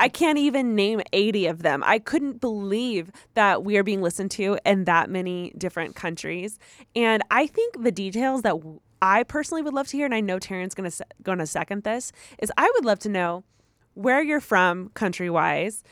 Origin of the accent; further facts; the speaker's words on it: United States; I'm from the United States